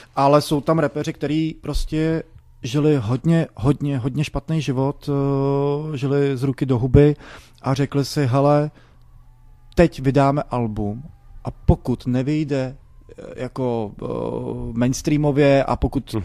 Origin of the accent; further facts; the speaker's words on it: Prague, Czechia; jsem z Barandova, eh, vyrůstal jsem mezi mm, lidma